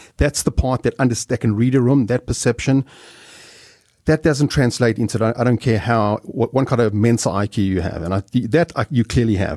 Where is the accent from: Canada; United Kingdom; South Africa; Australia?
South Africa; moved away as an adult; I'm some schnook from South Africa